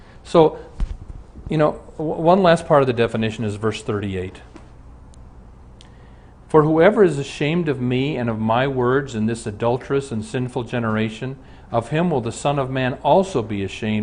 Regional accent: Omaha, Nebraska, United States; I'm from Omaha

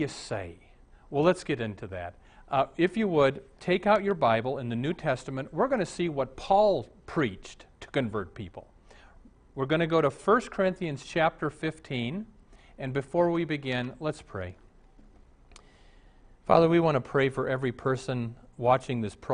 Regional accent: Omaha, Nebraska, United States; When I was raised in Omaha

